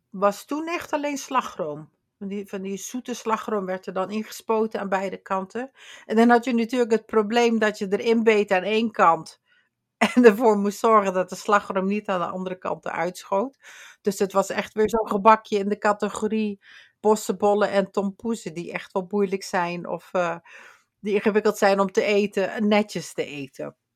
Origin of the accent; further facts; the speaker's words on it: Limburg, Netherlands; Ik kom uit Limburg